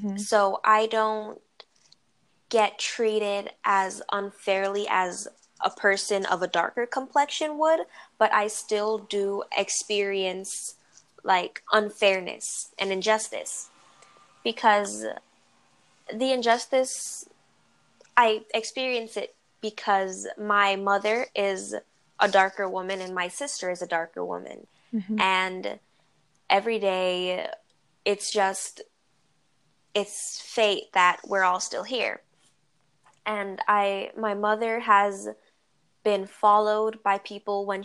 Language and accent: English; New York, United States; moved away; also born or lived in New Jersey; I was raised more in New York